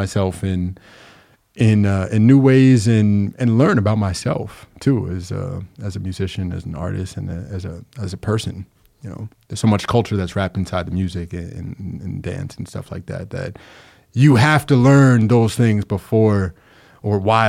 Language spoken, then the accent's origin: English; Long Island, New York, United States; now in Capital Region, United States; I'm actually from Long Island, but I've been here since like 2011